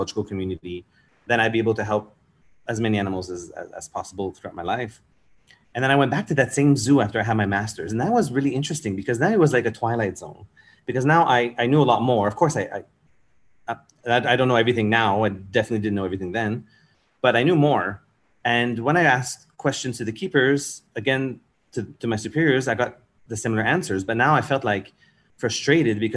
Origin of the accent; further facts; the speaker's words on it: Montreal, Quebec, Canada; moved away as an adult; also born or lived in Europe; now in Singapore; I'm from Montreal in Canada